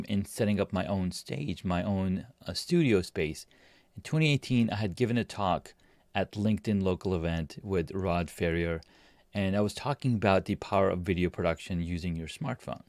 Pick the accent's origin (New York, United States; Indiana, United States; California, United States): California, United States; also born or lived in Pakistan; I'm from Pakistan. I grew up in California